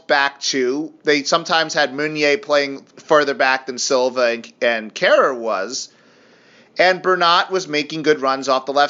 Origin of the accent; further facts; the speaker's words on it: United States; I'm an American